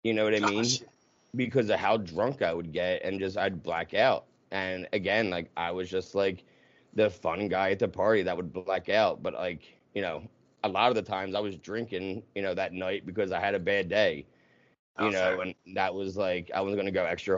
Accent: right outside of Philadelphia, New Jersey, United States; I grew up right outside of Philadelphia, like, minutes, and in Jersey

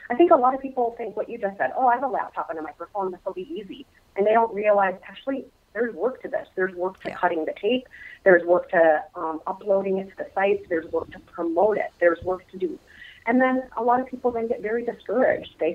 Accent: Minnesota, United States; my home state of Minnesota. I am a native Represent. Minnesotan.

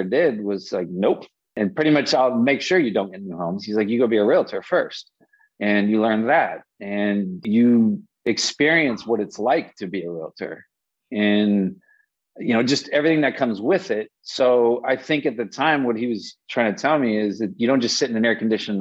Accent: Las Vegas, Nevada, United States; born and raised in Las Vegas

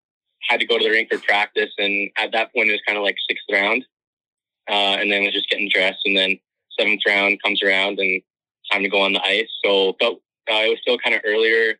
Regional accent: Calgary, Alberta, Canada; I'm from Calgary

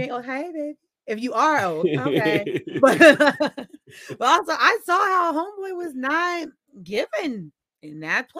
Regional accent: New York, United States; I'm from New York. So we got some rice, chili, cheese. Slurp it all up. That's how we eat it up in New York.

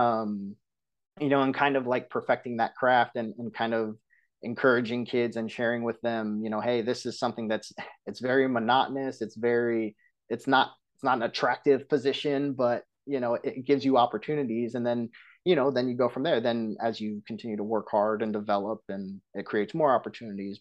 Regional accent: Santa Clara, California, United States; moved away as an adult; also born or lived in Michigan; now in Kingwood, Texas, United States; being born and raised in California

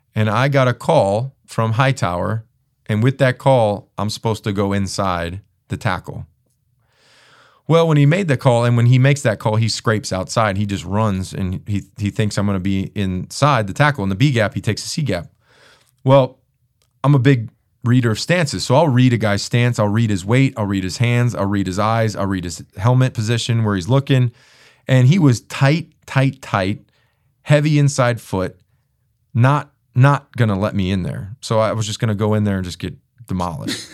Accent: Chicago, Illinois, United States; I'm from Chicago. My family is from the area

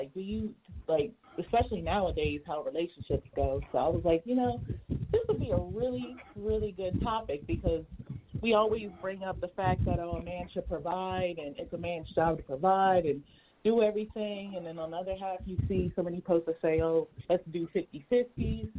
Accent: Delaware, United States; now in Dallas, United States; I'm from Delaware. Ex-military, currently living in Dallas, Texas

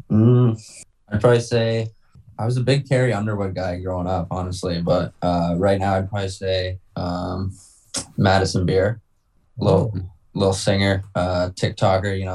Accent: Toronto, Ontario, Canada; I'd say my number one would probably be Toronto just because I'm from Toronto.

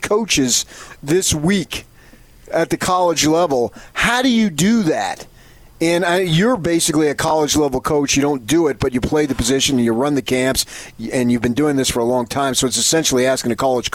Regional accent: Parsippany, New Jersey, United States; growing up on Tioga Avenue in Parsippany, New Jersey

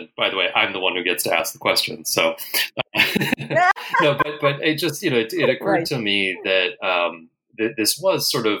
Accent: United States; I'm American.

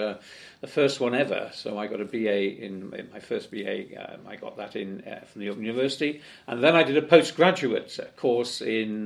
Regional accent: Cardiff, Wales, United Kingdom; I was born actually on North Road in Cardiff and brought up in Whitchurch

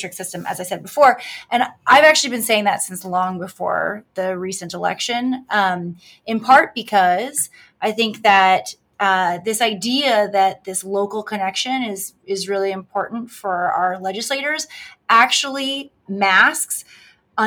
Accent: Pittsburgh, Pennsylvania, United States; where I have voted in almost every presidential election because I grew up in Pittsburgh

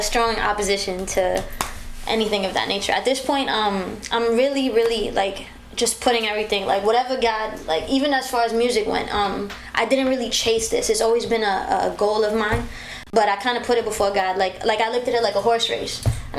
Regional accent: Bronx, New York, United States; I am. Born and raised.

